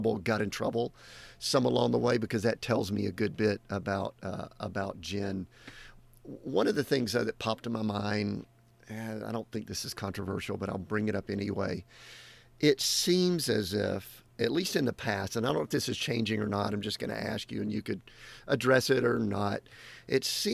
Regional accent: the South, United States; I grew up in the South too

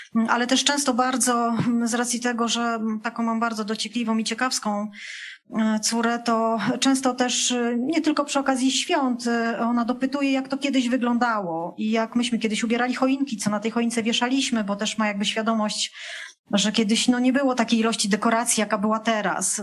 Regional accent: Poland; ja pochodzę z terenów górskich, takich może bardziej podgórskich

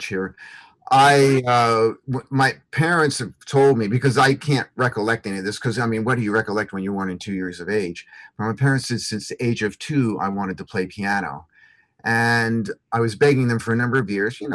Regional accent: Philadelphia, Pennsylvania, United States; also born or lived in Wilmington, Delaware; I grew up in the Northeast around Philadelphia, Pennsylvania area, you know, Wilmington, Delaware.

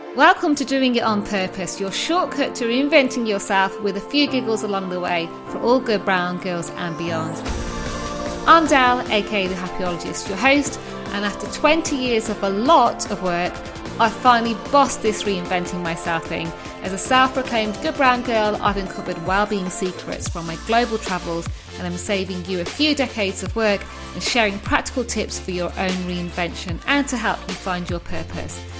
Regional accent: United Kingdom; I'm British

